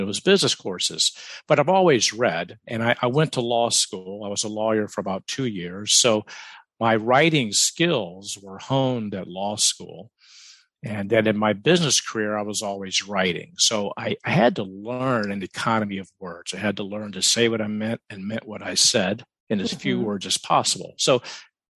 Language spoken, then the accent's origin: English; the South, United States; I grew up in the South